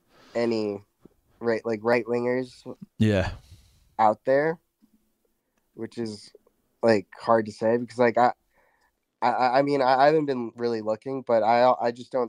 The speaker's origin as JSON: {"language": "English", "country": "United States", "said": "I'm American"}